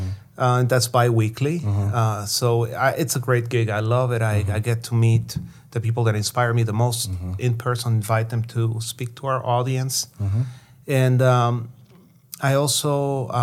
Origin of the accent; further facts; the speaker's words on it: Guatemala; moved away; growing up in Guatemala, people were very cynical and sarcastic about anything that had to do with communism